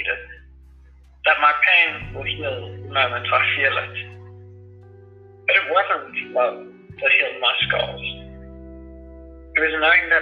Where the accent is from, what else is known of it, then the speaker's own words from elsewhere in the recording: Krugersdorp, Gauteng, South Africa; I grew up in South Africa, Krugersdorp, pretty much my whole life